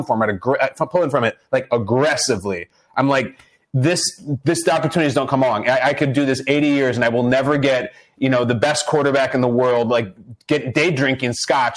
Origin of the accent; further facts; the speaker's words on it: Chicago, Illinois, United States; I was born and raised in Chicago